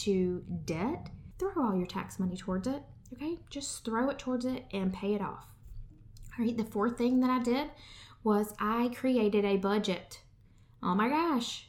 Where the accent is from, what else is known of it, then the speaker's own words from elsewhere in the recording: United States; We as American people